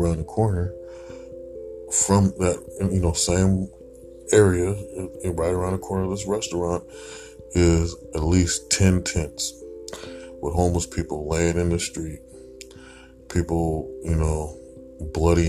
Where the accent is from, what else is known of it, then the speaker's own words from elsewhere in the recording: Portland, Oregon, United States; I come from Portland, Oregon. This city used to be very clean